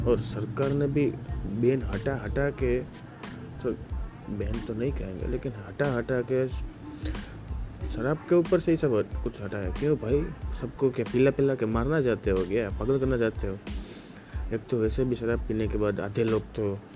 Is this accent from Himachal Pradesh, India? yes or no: no; Gujarat, India; basically मैं गुजरात से हूँ तो गुजरात में इन लोगों ने सिस्टम डाला हुआ है